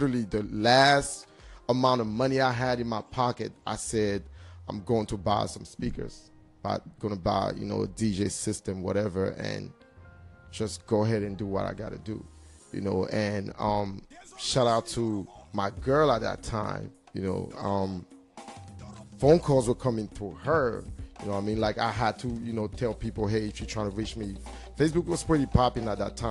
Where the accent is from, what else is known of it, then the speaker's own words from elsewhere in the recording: Cameroon; now in United States; I'm from Cameroon.